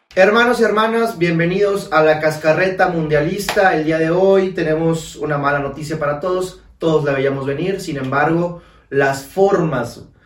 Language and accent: Spanish; Mexico; nosotros los mexicanos